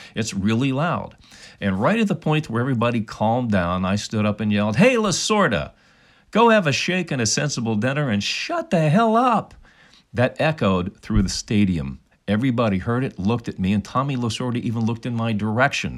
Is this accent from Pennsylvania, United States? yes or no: yes; Pittsburgh, Pennsylvania, United States; now in California, United States; I'm from Pittsburgh originally in that area